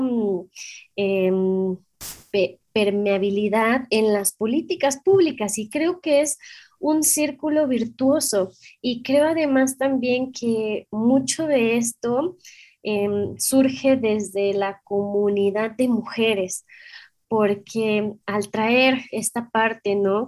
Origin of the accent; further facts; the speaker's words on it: Mexico; somos mexicanas